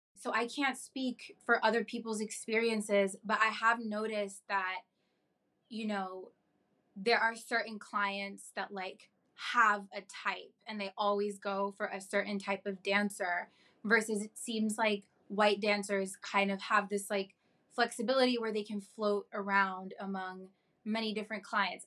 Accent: New York, United States; I was born and raised in New York and I've been able to live with my family

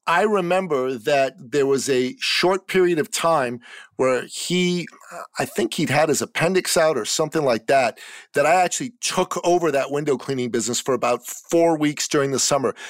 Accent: Canada; in my home country of Canada

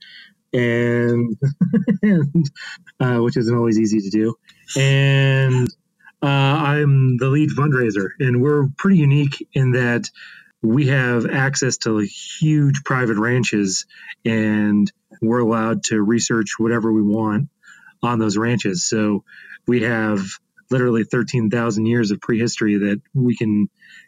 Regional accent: Casper, Wyoming, United States; moved away as an adult; now in Alpine, Texas, United States; I was raised in Wyoming in Casper

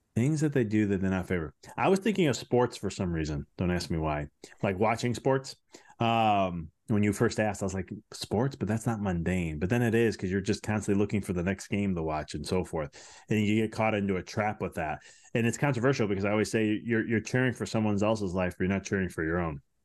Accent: Chicago, Illinois, United States; I'm from Chicago

